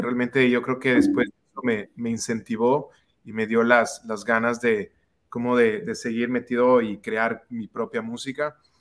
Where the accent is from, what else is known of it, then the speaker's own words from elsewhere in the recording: Quito, Pichincha, Ecuador; yo soy de Quito, Ecuador